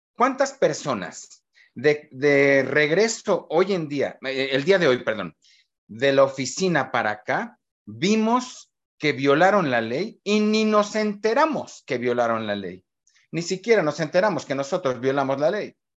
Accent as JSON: {"language": "Spanish", "country": "Mexico", "said": "somos los mexicanos"}